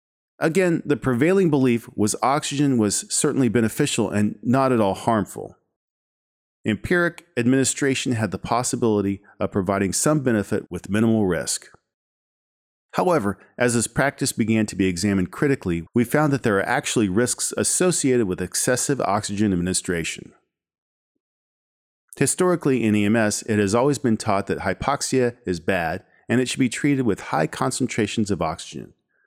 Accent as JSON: {"language": "English", "town": "Fort Worth", "region": "Texas", "country": "United States", "tie": "born or raised there", "said": "As a kid growing up in Fort Worth, Texas, I had little interest in ambulances or medicine."}